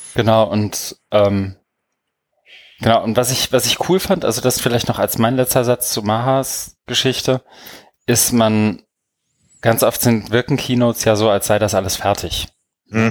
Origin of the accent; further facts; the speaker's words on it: Germany; als Deutscher